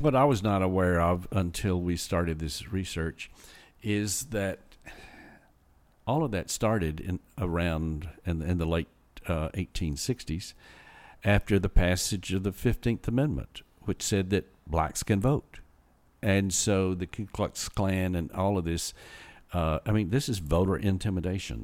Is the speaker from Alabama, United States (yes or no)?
yes; Huntsville, Alabama, United States; also born or lived in Clay County, Alabama; I was from North Alabama, the Huntsville area